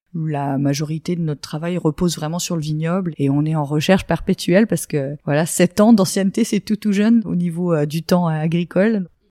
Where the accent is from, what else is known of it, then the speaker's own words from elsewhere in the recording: Champagne, Grand Est, France; moved away as an adult; also born or lived in Montpellier / Paris; revenir dans ma région natale